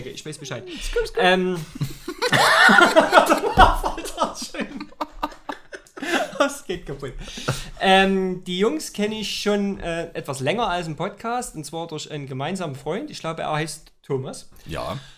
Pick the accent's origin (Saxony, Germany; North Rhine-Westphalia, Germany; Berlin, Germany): Saxony, Germany; Freiberg; also born or lived in Jena; Ich bin eigentlich in Jena geboren, aber das muss ja nicht jeder wissen. Jetzt weiß es jeder. äh, wohne aber eigentlich schon immer in Freiberg